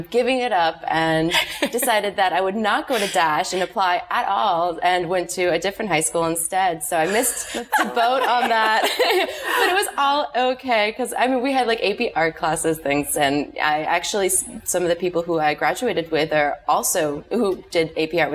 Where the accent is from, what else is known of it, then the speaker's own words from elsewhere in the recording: Miami, Florida, United States; also born or lived in Boston, Massachusetts; I was born in Boston, but I moved to Miami when I was five, so grew up here.